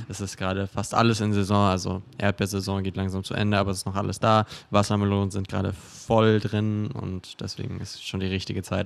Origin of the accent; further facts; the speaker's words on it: Augsburg, Bavaria, Germany; now in Berlin, Germany; in Augsburg, wo ich herkomme